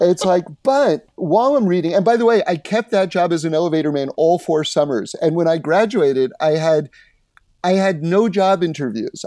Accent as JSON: {"language": "English", "town": "New York City", "region": "New York", "country": "United States", "tie": "born or raised there", "moved": "yes", "lives_now": "Los Angeles, United States", "said": "I grew up in New York City, uh, on seventy-ninth Street on Broadway"}